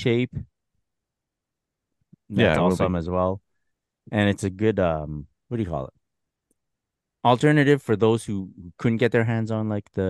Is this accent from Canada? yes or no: yes; Canada; I don't know how much it affects us either because we're Canadian.